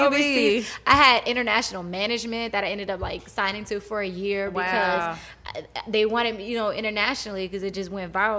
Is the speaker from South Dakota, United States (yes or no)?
no; Houston, Texas, United States; moved away; I'm from Houston